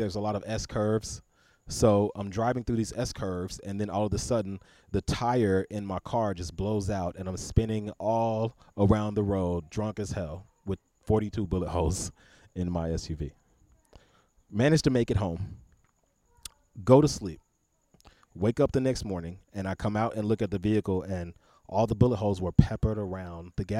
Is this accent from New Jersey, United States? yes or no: no; Chicago, Illinois, United States; also born or lived in Little Rock, Arkansas; I'm from Chicago, but I lived there. A little bit off and on